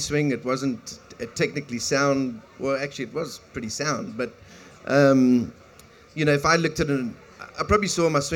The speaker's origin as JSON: {"language": "English", "country": "South Africa", "tie": "born or raised there", "said": "growing up in South Africa in a small little town"}